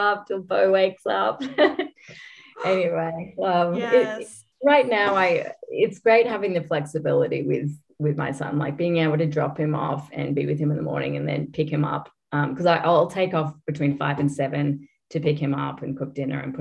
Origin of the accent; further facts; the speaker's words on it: Australia; moved away; I'm Australian, so you probably picked up at this point